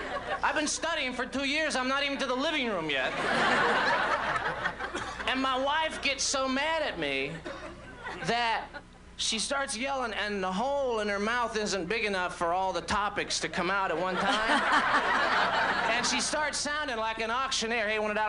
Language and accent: English; Orlando, Florida, United States; So, I'm from Orlando originally, which isn't...